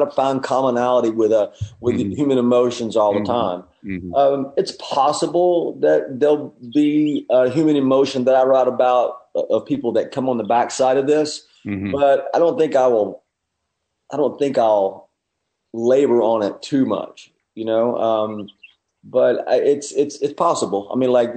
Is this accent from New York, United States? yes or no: no; Knoxville, Tennessee, United States; Well, I grew up in East Tennessee. I grew up in the country outside of Knoxville.